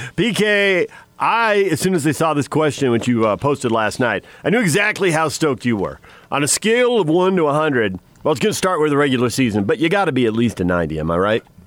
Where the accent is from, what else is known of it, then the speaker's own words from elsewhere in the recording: San Diego, California, United States; now in Salt Lake City, United States; growing up in San Diego